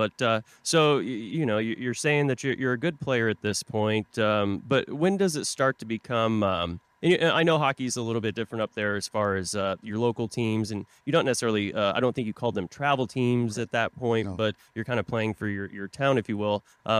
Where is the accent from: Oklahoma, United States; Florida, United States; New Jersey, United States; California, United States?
Oklahoma, United States; Tulsa; moved away; I'm from Tulsa, Oklahoma originally.